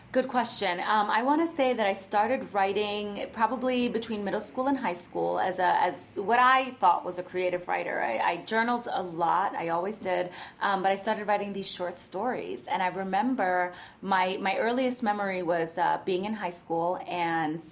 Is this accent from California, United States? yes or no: no; New York City, New York, United States; I am a native New Yorker, born and raised in the Bronx